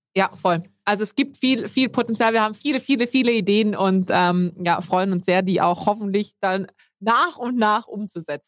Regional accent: South Tyrol, Trentino-Alto Adige, Italy; now in Germany; ich komme ursprünglich aus Südtirol

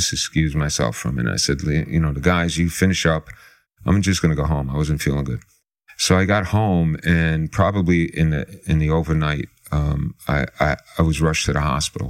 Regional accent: New York City, New York, United States; I grew up in the Bronx.

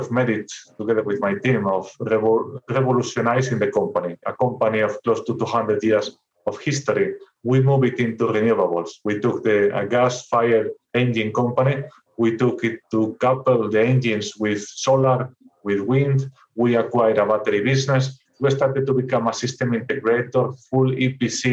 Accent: Santander, Cantabria, Spain; moved away as an adult; engineer, from a city called Santander, very well known from the bank, a very tiny, almost beach resort in the north of Spain.

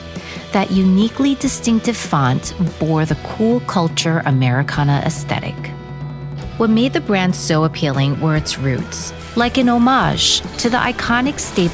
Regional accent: New York City, New York, United States; I remember growing up in New York City shopping in Soho as a teen

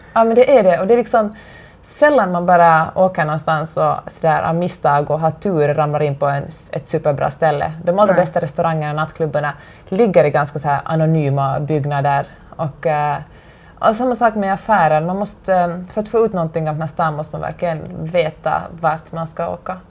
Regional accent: Finland; moved away as an adult; now in Los Angeles, United States; hemma i Finland

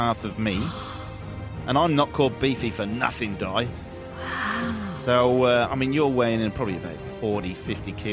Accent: Newport, Wales, United Kingdom; now in Australia; I am from Newport in Wales, which is the most violent town in Britain.

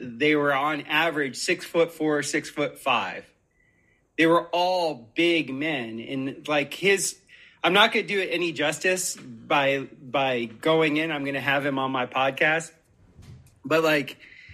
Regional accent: Florida, United States; growing up in Florida

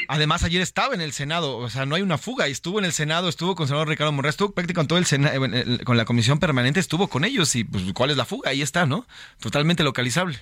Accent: Mexico; qué garantías tenemos como mexicanos

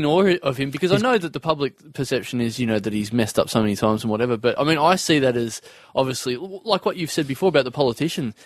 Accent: Maryborough, Victoria, Australia; now in Melbourne, Australia; I come from Maryborough, and that's like two and a half hours from here. Yeah, central Victoria, between Bendigo

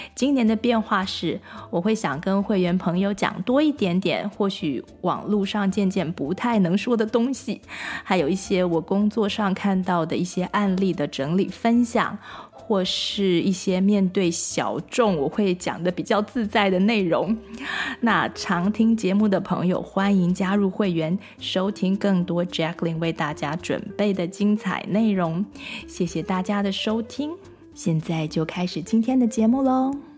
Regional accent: Taipei, Taiwan; moved away as an adult; also born or lived in Michigan, United States; now in Silicon Valley, United States; 我是在台北出生长大的，然后研究所毕业之后才来美国嘛

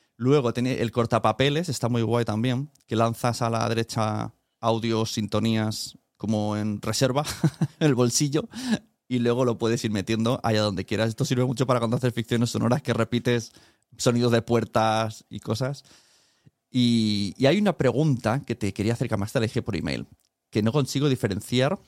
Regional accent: Spain; como español

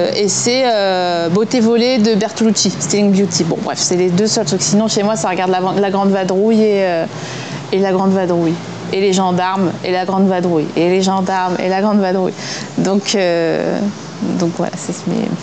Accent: eastern France, France; je viens de l'Est de la France, un endroit qui était très éloigné de toutes les mixtapes et tous les EP euh, qui pouvaient se passer en Paris ou en région parisienne. Et on avait accès au rap via nos radios locales

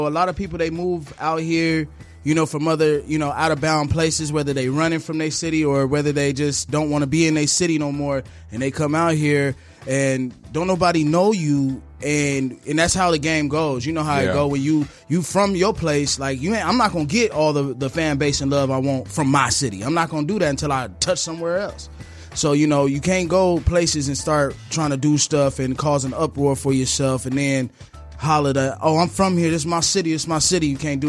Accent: Phoenix, Arizona, United States; Growing up in the city of Phoenix, man, like, I've been watching, you know, my OGs doing this stuff for years

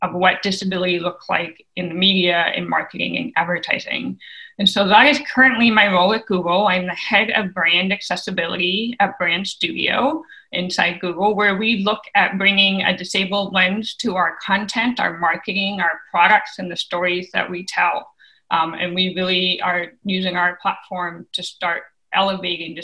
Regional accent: Bay Area, California, United States; born and raised in the Bay Area

